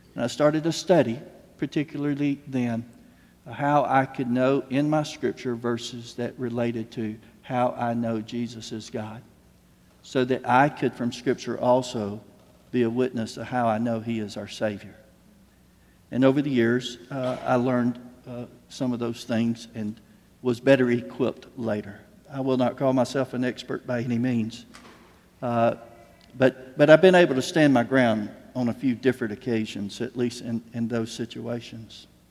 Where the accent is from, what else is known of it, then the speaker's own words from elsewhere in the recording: Slocum, Texas, United States; I'm from Slocum, at that point, we were six miles outside of Slocum, uh, our, our, family farm